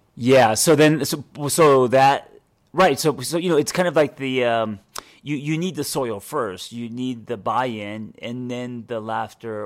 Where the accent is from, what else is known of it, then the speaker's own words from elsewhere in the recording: Los Angeles, California, United States; I used to be the guy growing up in Los Angeles